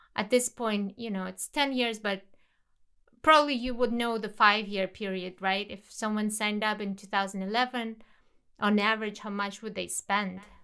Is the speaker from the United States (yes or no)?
no; Kazakhstan; my home country, Kazakhstan